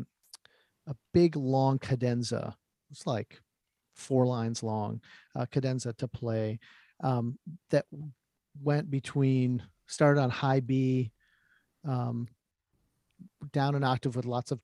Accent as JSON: {"language": "English", "town": "Huntsville", "region": "Alabama", "country": "United States", "tie": "born or raised there", "moved": "yes", "said": "My hometown. Alabama"}